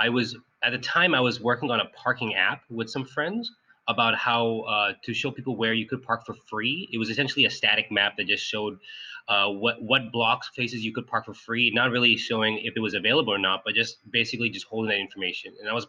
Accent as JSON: {"language": "English", "town": "Sunnyvale", "region": "California", "country": "United States", "tie": "born or raised there", "also_born_or_lived": "Cupertino", "said": "So I grew up in Sunnyvale in Cupertino, and I've always been interested in like how the cities work."}